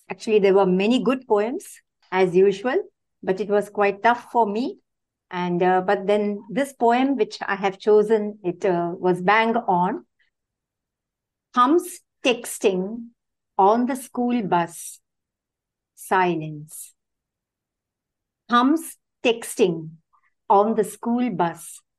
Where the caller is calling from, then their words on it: South India, India; I'm joining from India, the South India.